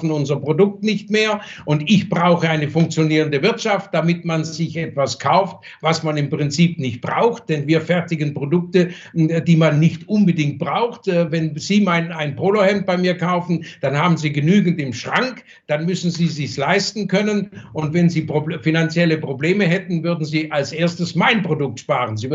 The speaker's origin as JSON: {"language": "German", "country": "Germany", "tie": "born there", "said": "Ich habe hier die Verantwortung, hier bin ich geboren, das ist mein Heimatland und gegenüber meinem Heimatland habe ich auch eine Verantwortung."}